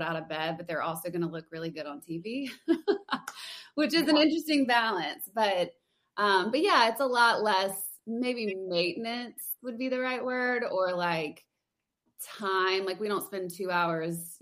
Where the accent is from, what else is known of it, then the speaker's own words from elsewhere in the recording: Louisiana, United States; moved away as an adult; now in Nashville, United States; I'm from Louisiana, so I went to LSU